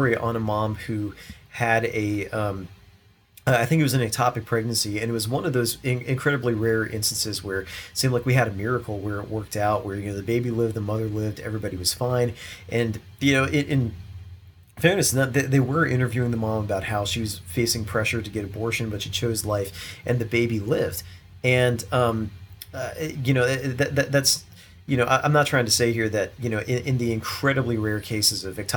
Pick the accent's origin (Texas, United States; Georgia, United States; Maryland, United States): Maryland, United States; I grew up in Maryland